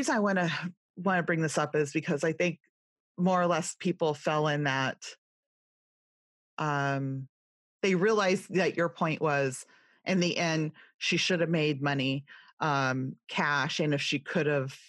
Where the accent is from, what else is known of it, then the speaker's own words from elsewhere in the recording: California, United States; accent: California, Valley girl; also born or lived in Ohio / Indiana; now in East Coast, United States; I'm from California, I have a heartland background and I'm on the East Coast now